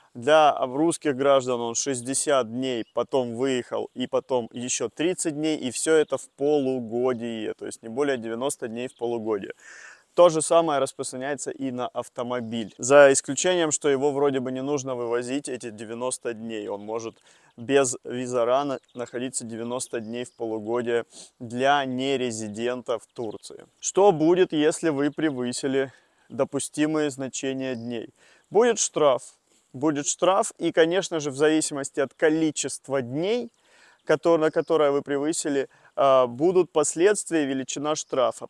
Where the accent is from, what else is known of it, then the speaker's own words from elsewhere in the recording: Tula Oblast, Russia; Тульская область, это у меня место рождения, Тульская область